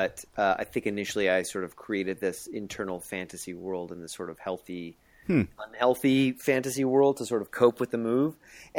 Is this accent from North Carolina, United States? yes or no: no; Fall River, Massachusetts, United States; born there; also born or lived in Portsmouth, Rhode Island / Boca Raton, Florida; I was born in Fall River, Massachusetts, and then we moved to Rhode Island. Portsmouth, Rhode Island, and then we migrated all the way to Big Bad Beautiful Boca Raton, Florida.